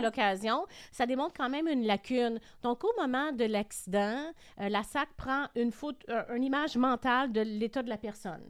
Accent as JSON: {"language": "French", "region": "Quebec", "country": "Canada", "said": "qu'on a en tant que Québécois"}